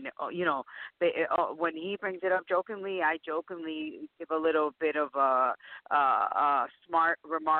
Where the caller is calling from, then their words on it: Tampa, Florida, United States; Tampa, Florida.